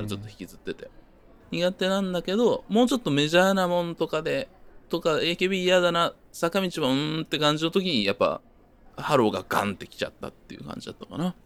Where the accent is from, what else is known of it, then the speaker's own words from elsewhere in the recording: Kyoto, Japan; moved away as an adult; also born or lived in Osaka; now in Tokyo, Japan; 僕は京都で大阪出てみたいな感じなんで